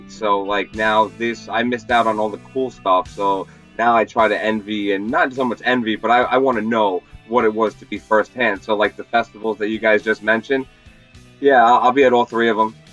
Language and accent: English; San Francisco, California, United States; born there; now in Long Island, United States; Uh, I was born in San Fran